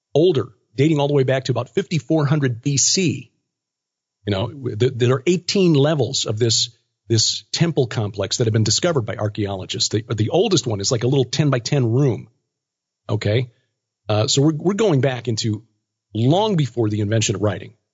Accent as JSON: {"language": "English", "town": "Chicago", "region": "Illinois", "country": "United States", "tie": "born or raised there", "said": "I am Chicagoan because I was born there."}